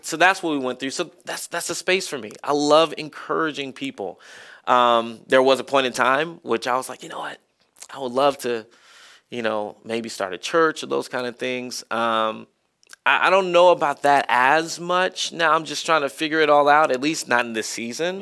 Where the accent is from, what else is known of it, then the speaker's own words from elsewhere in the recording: Marietta, Georgia, United States; moved away; I loved growing up in Marietta